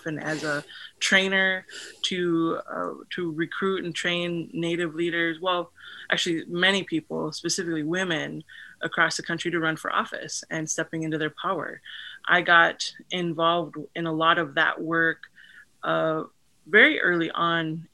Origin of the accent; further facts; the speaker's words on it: Fargo, North Dakota, United States; now in Western North Dakota, United States; I grew up in Fargo, North Dakota